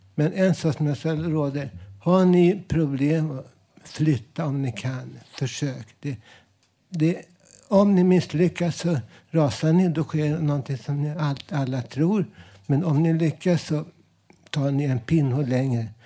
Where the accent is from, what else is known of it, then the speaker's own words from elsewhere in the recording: Stockholm, Stockholm County, Sweden; Jag är uppväxt i Vällingby